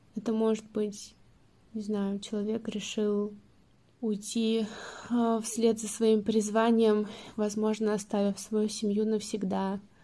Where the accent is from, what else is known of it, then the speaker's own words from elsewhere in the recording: Stavropol, Stavropol Krai, Russia; moved away; когда я возвращаюсь там, в Ставрополь обратно, мне такое ощущение, что я вообще не уезжала